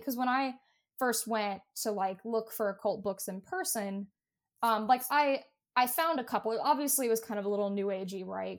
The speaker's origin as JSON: {"language": "English", "region": "Appalachia", "country": "United States", "tie": "born or raised there", "said": "I grew up in Appalachia"}